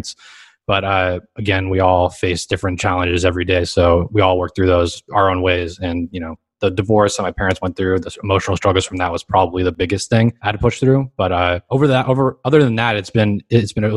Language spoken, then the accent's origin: English; Los Angeles, California, United States; I grew up here in Los Angeles, California, specifically in Hermosa Beach, Redondo Beach, Manhattan Beach, all 3 beach cities